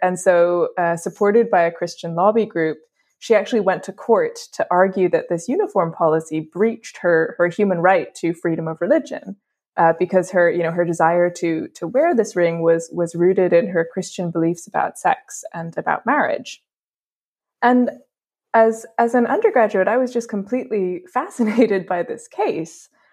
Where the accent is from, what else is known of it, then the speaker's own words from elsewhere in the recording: Dublin, Leinster, Ireland; moved away; also born or lived in England; I'm from Ireland, uh, where the majority of schools are actually connected to, to the Catholic Church